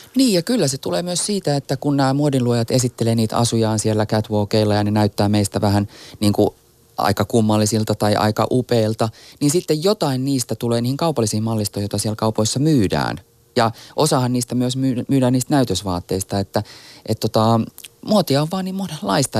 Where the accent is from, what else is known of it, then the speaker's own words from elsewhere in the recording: Helsinki, Uusimaa, Finland; mä oon siis Itä-Helsingistä eikä meidän perheellä ollut minkäänlaista yhteyttä muotimaailmaan